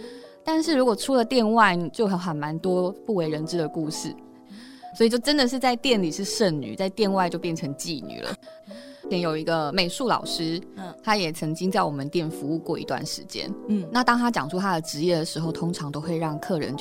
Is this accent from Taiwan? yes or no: yes; Taiwan; 我们台湾人